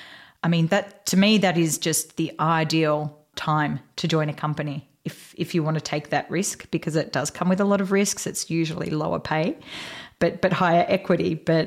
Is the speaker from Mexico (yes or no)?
no; Australia; now in United States; So we are both Australian girls living in the US